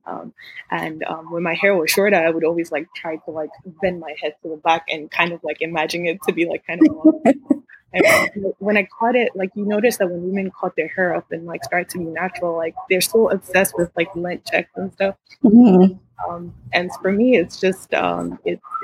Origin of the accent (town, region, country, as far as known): Nigeria; born or raised there; now in Houston, United States